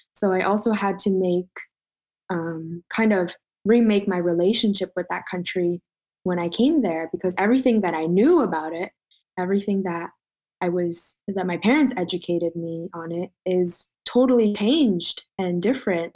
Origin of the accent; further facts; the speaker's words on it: Toronto, Ontario, Canada; moved away as an adult; now in Montreal, Canada; I'm currently in Montreal, born and raised in Toronto, though